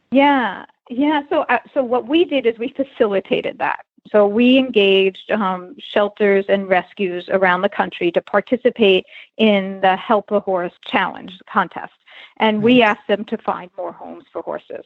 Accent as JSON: {"language": "English", "region": "New York", "country": "United States", "tie": "born or raised there", "said": "I grew up in New York and rode hunter jumpers as a uh, kid"}